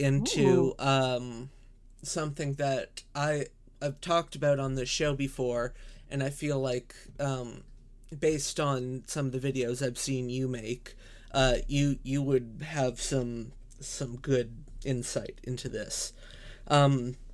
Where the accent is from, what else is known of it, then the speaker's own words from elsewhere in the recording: Canada; As a Canadian